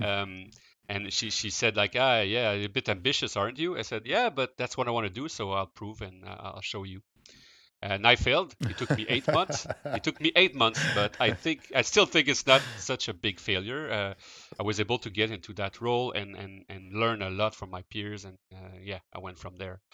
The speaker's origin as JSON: {"language": "English", "town": "Quebec City", "region": "Quebec", "country": "Canada", "tie": "born or raised there", "said": "I grew up in Quebec City, um, so I did not move, uh, at all during my, uh, my youth."}